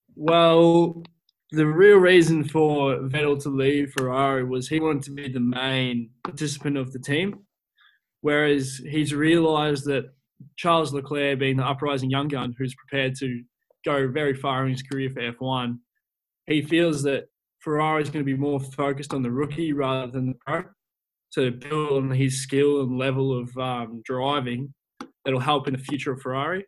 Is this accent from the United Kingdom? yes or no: no; Australia; as an Australian myself